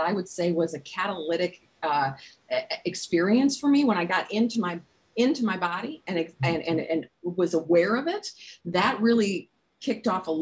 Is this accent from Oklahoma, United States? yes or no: no; Minnesota, United States; I'm a Minnesotan